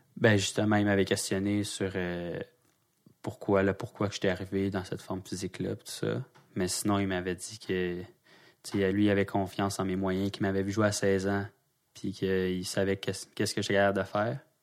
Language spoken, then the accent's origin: French; Quebec, Canada; je suis québécois